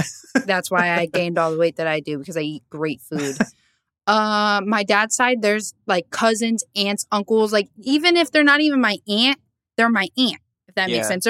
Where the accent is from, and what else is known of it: Lakewood, New Jersey, United States; born or raised there